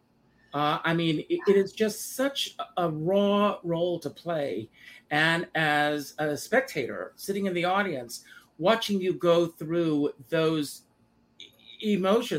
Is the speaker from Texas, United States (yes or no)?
no; South Carolina, United States; moved away; I grew up on a tobacco farm pretty much in South Carolina